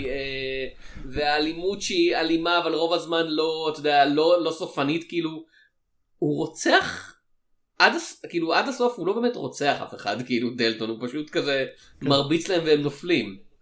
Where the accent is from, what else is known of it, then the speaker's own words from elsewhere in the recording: Israel; אצלנו בישראל